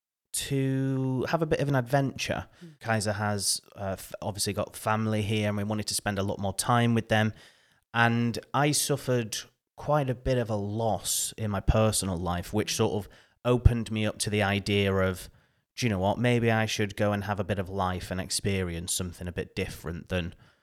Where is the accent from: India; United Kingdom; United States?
United Kingdom; the north of England; now in Finland; I'm originally from the UK, if you can't tell from my accent, from the north of England. And my journey to Finland, it's a journey I never thought I would ever make.